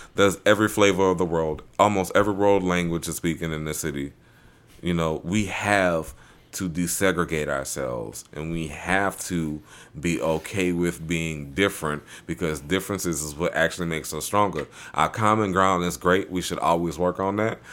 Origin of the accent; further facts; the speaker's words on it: New Orleans, Louisiana, United States; living in New Orleans, growing up around Mardi Gras, both of the houses I grew up in are right off the parade routes